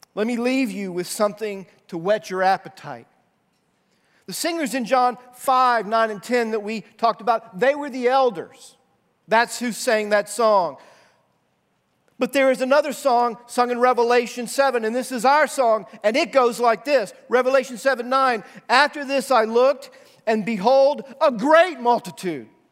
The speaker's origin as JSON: {"language": "English", "country": "United States"}